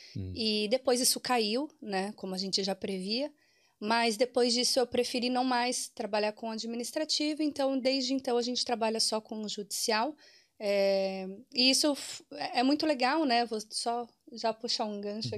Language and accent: Portuguese; Brazil